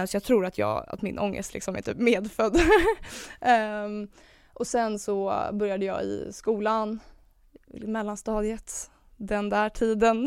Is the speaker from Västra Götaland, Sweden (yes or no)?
no; Stockholm, Stockholm County, Sweden; jag är 24 år från Stockholm